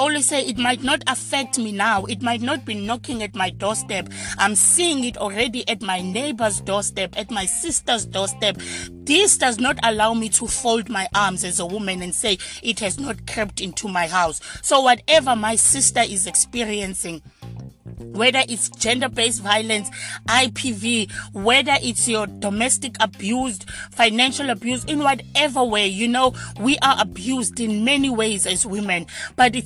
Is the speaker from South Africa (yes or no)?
yes; South Africa; us as South African women